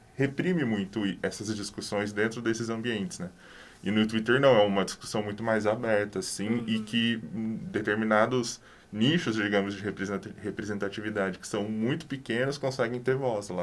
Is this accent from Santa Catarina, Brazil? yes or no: no; Cambé, Paraná, Brazil; also born or lived in Londrina; Eu sou de Cambé